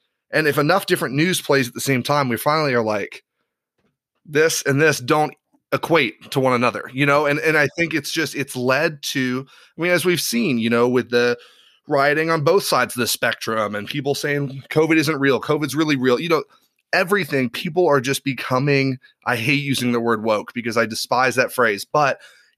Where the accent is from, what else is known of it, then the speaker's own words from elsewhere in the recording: Ireland; Given I grew up in Ireland.